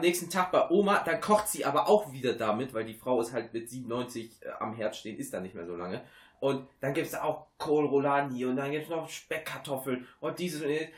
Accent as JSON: {"language": "German", "region": "Rhineland", "country": "Germany", "said": "bei uns im Rheinland"}